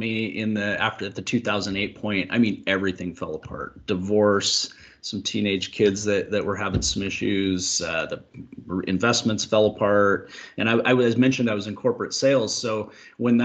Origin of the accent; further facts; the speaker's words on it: Washington, United States; I'm from Washington State here in the Pacific Northwest